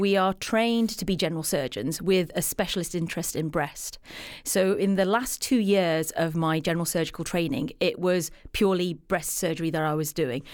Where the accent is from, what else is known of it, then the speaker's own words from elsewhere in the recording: England, United Kingdom; I'm from England